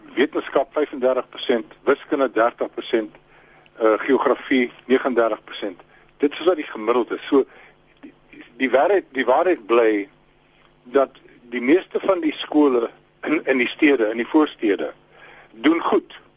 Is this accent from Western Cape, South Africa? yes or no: no; Free State, South Africa; my tuisprovinsie waar ek gebore is in die Vrystaat